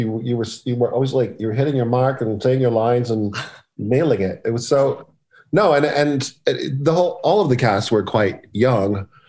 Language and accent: English; Los Angeles, California, United States; In LA.